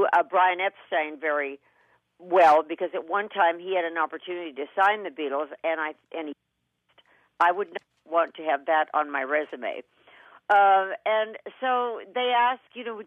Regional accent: Kentucky, United States; born or raised there

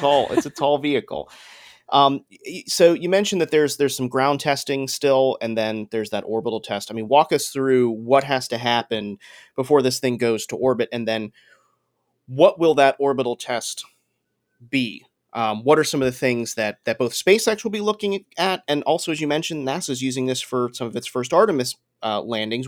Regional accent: Coral Springs, Florida, United States; I grew up in Coral Springs, so Broward County, around that same time

